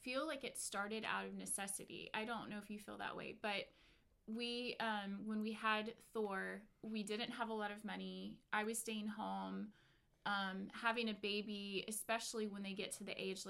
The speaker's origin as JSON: {"language": "English", "region": "North Carolina", "country": "United States", "also_born_or_lived": "Nashville, Tennessee / Georgia / Virginia", "moved": "yes", "lives_now": "California, United States", "said": "I am from the South, North Carolina, born in Nashville, Tennessee"}